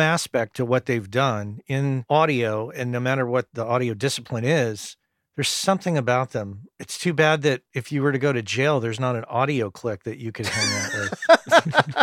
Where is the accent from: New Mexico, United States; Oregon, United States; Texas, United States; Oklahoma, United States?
New Mexico, United States; growing up in New Mexico